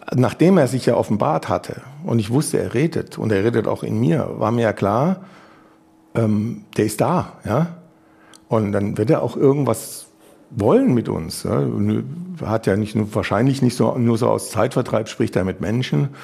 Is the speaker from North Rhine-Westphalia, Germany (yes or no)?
no; Munich, Bavaria, Germany; ich komme ja aus München